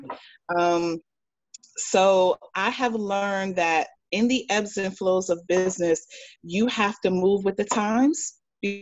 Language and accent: English; New York, United States; being a New Yorker